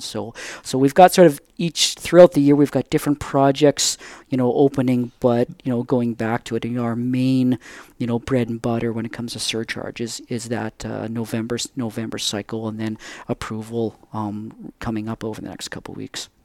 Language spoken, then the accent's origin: English; Surrey, British Columbia, Canada; I grew up just in the Lower Mainland there, just outside, you know, in, in Surrey